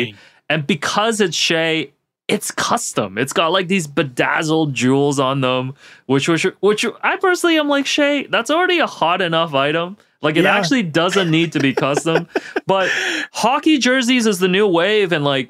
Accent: Hong Kong; because I'm originally from Hong Kong, a Hong Kong national team hockey jersey with the emblem at the front

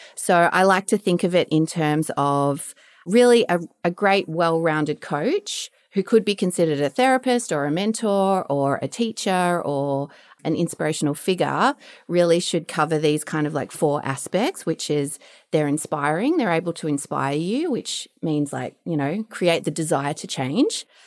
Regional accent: Melbourne, Victoria, Australia; So I'm Australian, I'm from Melbourne. I grew up down the Bayside area

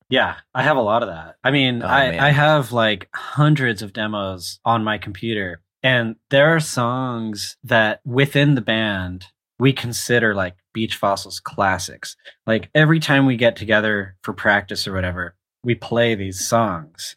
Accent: Charlotte, North Carolina, United States; I grew up in Charlotte, North Carolina

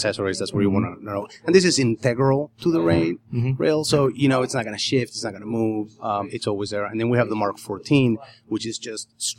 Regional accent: Argentina; now in United States; Originally, I'm from Argentina.

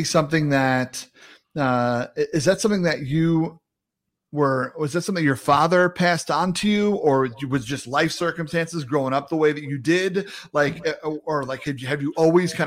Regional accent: New York, United States; I grew up in New York and I caddied out in the Hamptons.

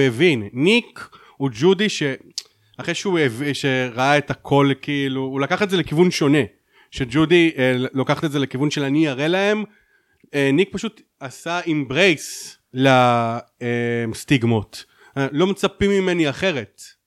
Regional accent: Haifa, Haifa District, Israel; אני בתור חיפאי

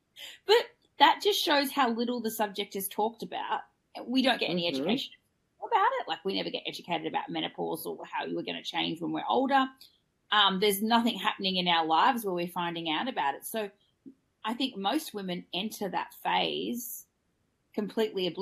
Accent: Australia; I'm your Australian host

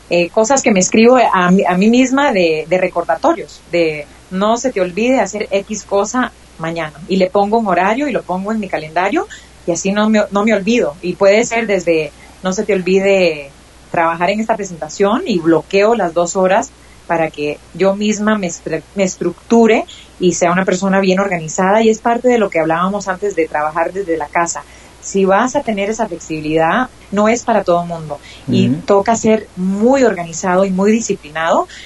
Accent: United States; mi mamá es costarricense, yo crecí en los Estados Unidos.

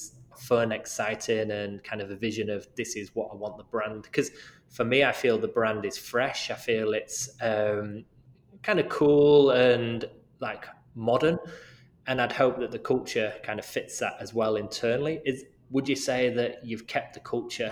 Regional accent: United Kingdom; moved away; my home country in the UK

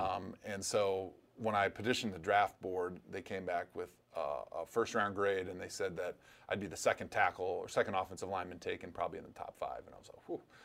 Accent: Wisconsin, United States; a kid growing up in Wisconsin

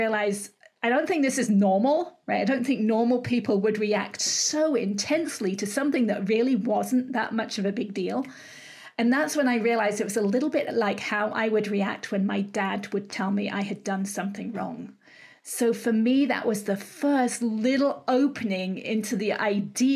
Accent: England, United Kingdom; moved away as an adult; now in California, United States; I'm from England originally. I live in California and have done for 30 odd years.

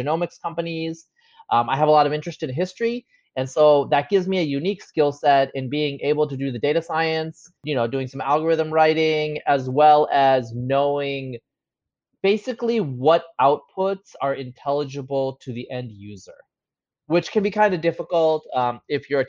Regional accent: Eastern Oregon, United States; moved away as an adult; also born or lived in Bangladesh / Bay Area / Austin; growing up where I grew up in Eastern Oregon.

